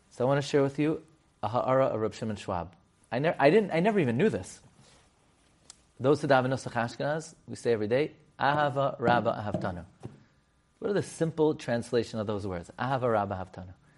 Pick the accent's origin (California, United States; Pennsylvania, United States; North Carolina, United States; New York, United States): New York, United States; New York City; I grew up on Emmet thirty-first. I would walk to Rav Miller's shul